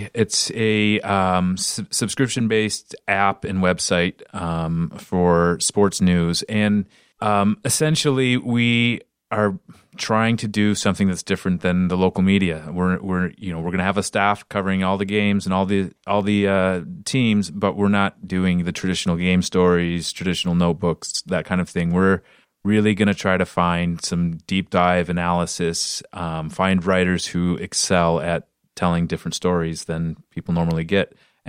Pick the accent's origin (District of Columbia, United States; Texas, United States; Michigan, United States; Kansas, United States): Michigan, United States; Sterling Heights; Yeah. I grew up in Sterling Heights.